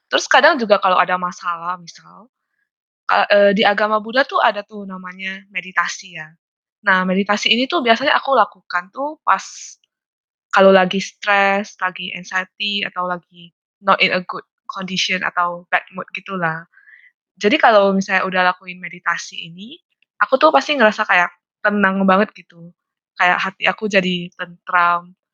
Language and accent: Indonesian; Medan, North Sumatra, Indonesia; now in Malaysia; Aku asalnya dari Medan.